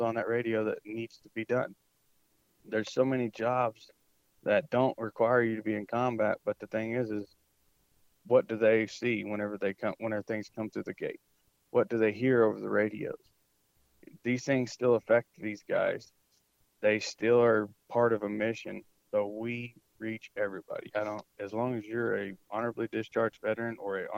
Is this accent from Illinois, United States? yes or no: no; Georgia, United States; now in Texas, United States; I'm from Georgia. All my family's out there